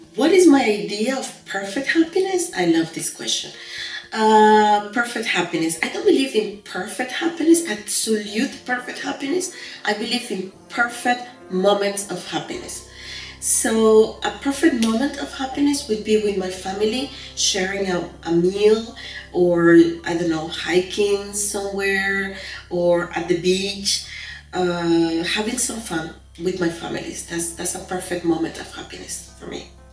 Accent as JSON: {"language": "English", "country": "Venezuela", "tie": "born or raised there", "also_born_or_lived": "London, United Kingdom / Atlanta, United States / Tokyo, Japan", "first_language": "Spanish", "second_language": "English", "moved": "yes", "lives_now": "France", "said": "I lived in Venezuela for many years, my home country"}